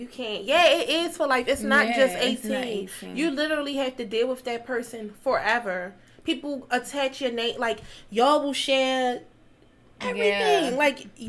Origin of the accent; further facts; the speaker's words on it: Baltimore, Maryland, United States; I'm from Baltimore.